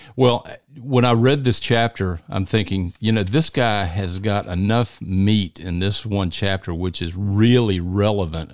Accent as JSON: {"language": "English", "region": "Deep South", "country": "United States", "tie": "born or raised there", "said": "in the deep south, where almost everybody you run into is a Christian"}